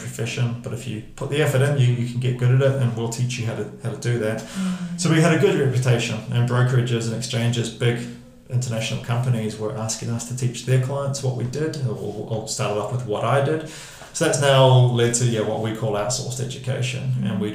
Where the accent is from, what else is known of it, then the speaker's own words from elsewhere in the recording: Hamilton, Waikato, New Zealand; moved away as an adult; also born or lived in London; I grew up in Hamilton, moved to London at 19